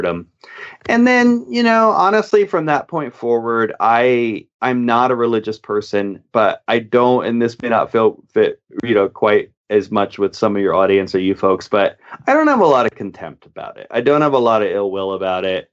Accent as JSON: {"language": "English", "region": "upstate New York", "country": "United States", "tie": "born or raised there", "said": "we live with my mom and we move further in upstate New York."}